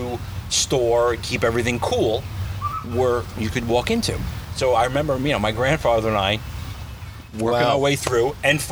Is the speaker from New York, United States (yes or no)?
yes; New York City, New York, United States; I grew up on Staten Island